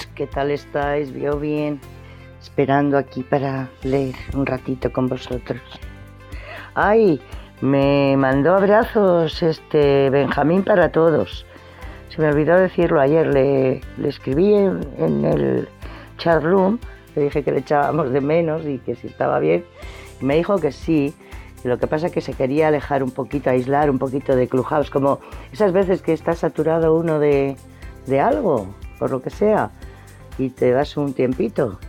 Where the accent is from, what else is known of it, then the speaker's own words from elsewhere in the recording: Spain; Aquí por lo menos en España